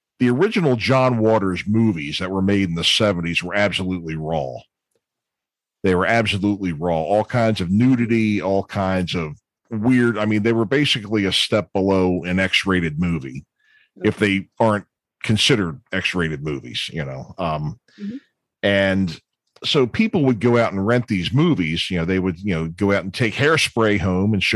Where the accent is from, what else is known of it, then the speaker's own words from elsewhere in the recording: Baltimore, Maryland, United States; I'm from Baltimore